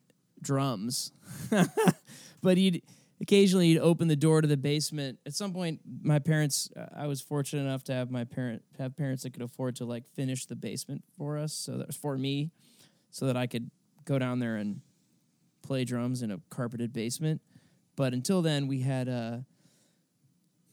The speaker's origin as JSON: {"language": "English", "town": "New York City", "region": "New York", "country": "United States", "tie": "born or raised there", "moved": "yes", "lives_now": "Los Angeles, United States", "said": "I grew up in New York and I went to shows at the Garden"}